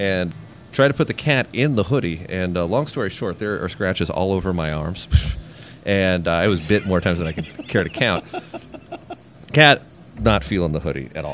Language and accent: English; Indiana, United States; I'm from Indiana, and Indiana is kind of known for its... regionless accent.